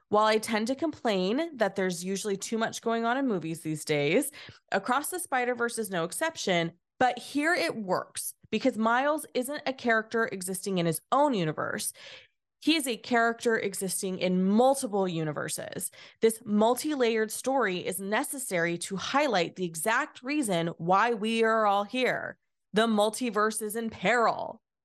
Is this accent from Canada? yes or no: no; California, United States; Having spent my entire life in California, ninety minutes from the East Bay